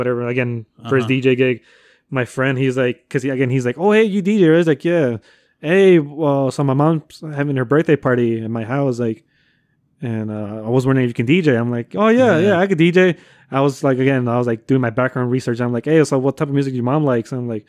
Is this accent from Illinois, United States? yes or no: yes; Cicero, Illinois, United States; also born or lived in Chicago; Oh, so I grew up. So I was born in Chicago, right? But I grew up in Cicero.